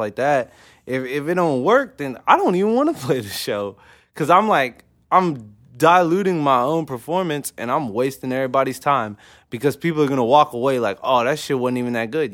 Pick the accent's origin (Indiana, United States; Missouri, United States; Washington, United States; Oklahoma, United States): Oklahoma, United States; Oklahoma City; I'm from O K C